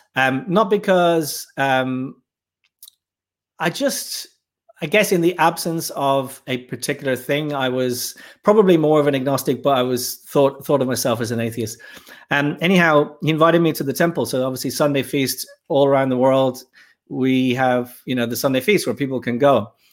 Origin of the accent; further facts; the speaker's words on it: Dublin, Leinster, Ireland; moved away as an adult; also born or lived in Birmingham, England; I grew up in Dublin, in Ireland